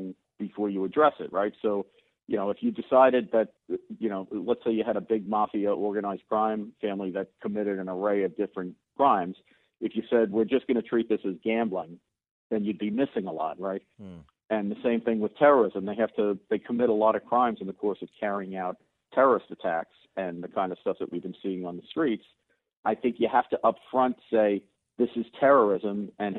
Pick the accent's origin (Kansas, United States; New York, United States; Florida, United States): New York, United States; New York City; I grew up in the Bronx in the 60s and 70s